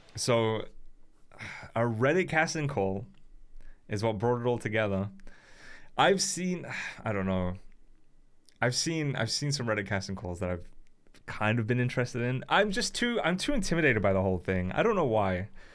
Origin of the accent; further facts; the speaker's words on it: United Kingdom; now in Wales, United Kingdom; as a British person